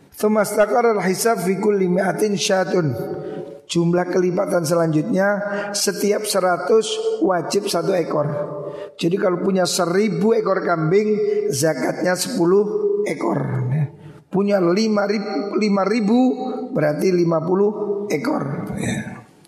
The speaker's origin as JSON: {"language": "Indonesian", "country": "Indonesia", "said": "Kita di Indonesia"}